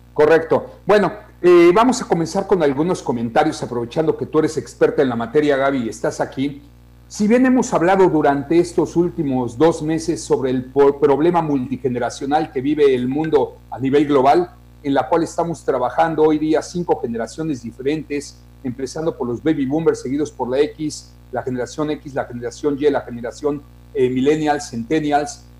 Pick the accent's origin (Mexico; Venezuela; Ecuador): Mexico; somos mexicanos